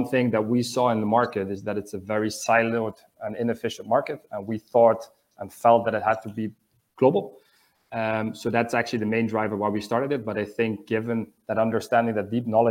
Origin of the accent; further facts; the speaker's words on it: Amsterdam, North Holland, Netherlands; moved away as an adult; also born or lived in Asia / South America / United States; I'm actually originally from the Netherlands, so from Amsterdam